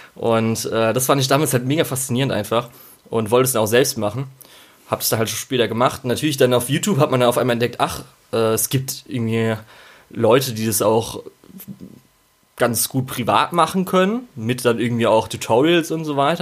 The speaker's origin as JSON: {"language": "German", "country": "Germany", "tie": "born or raised there", "said": "wir sind in Deutschland aufgewachsen"}